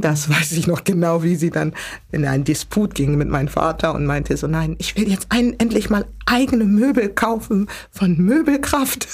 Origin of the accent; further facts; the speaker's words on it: Hamburg, Germany; geboren und aufgewachsen in Hamburg, genauer gesagt in Hamburg Altona geboren aber groß geworden in Hamburg-Billstedt